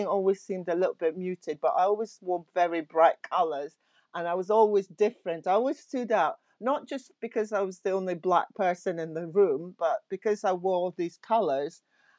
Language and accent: English; Nigeria; which is where I'm from Nigeria